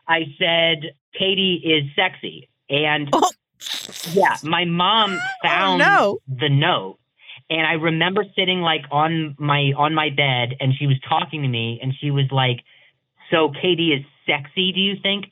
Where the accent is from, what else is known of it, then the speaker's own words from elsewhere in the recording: Las Vegas, Nevada, United States; also born or lived in Indiana / Indianapolis; I grew up in Indiana until I was, like, 8. Right after that, I moved to Vegas.